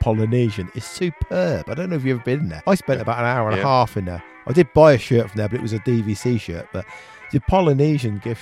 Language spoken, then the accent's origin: English; United Kingdom; we're British.